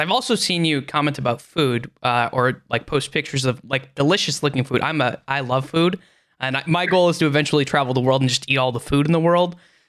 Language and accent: English; Okinawa, Japan; born there; I was born in Okinawa, actually.